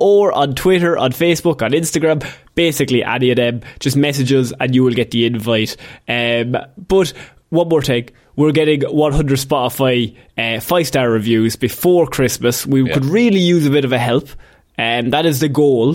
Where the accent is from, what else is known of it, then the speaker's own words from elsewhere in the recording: Ireland; as an Irishman